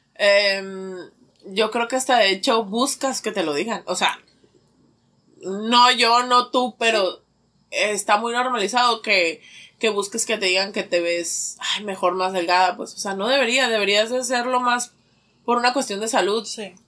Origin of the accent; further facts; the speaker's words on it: Mexico; Nosotros como mexicanos del maíz